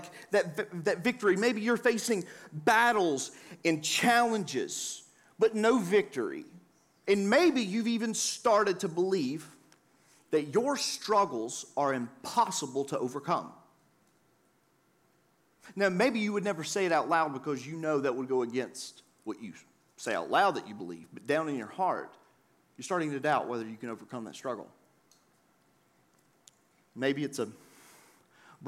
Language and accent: English; the South, United States; I grew up in the South